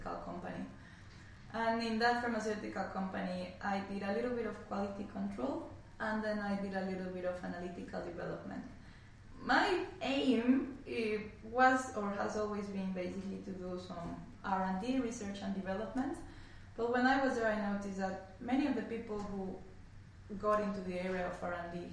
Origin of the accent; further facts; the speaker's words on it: Mexico City, Mexico; moved away as an adult; now in Melbourne, Australia; I'm from Mexico City